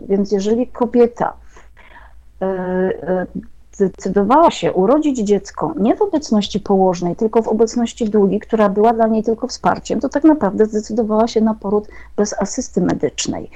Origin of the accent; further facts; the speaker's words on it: Jadowniki, Lesser Poland, Poland; o jadownikach, o mojej wsi położonej 60 km na wschód od Krakowa